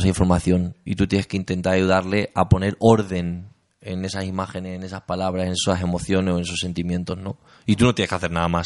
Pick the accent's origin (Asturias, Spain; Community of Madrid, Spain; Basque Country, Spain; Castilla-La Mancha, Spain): Castilla-La Mancha, Spain; Talavera de la Reina; moved away; also born or lived in Cuenca; yo soy de Castilla-La Mancha. De Talavera. De un barrio de las afueras que se llama Patrocinio San José.